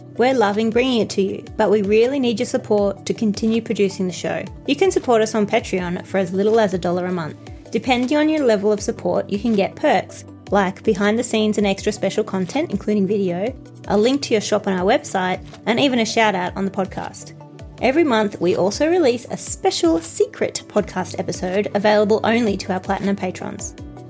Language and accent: English; Australia; We're Australian experts, yeah, not the other way.